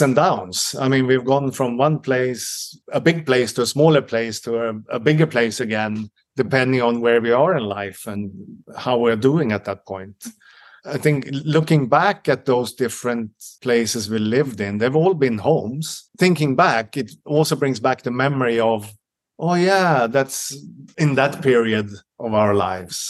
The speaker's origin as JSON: {"language": "English", "town": "Stockholm", "region": "Stockholm County", "country": "Sweden", "second_language": "English", "moved": "as an adult", "lives_now": "Helsingborg, Sweden", "said": "I'm from Stockholm"}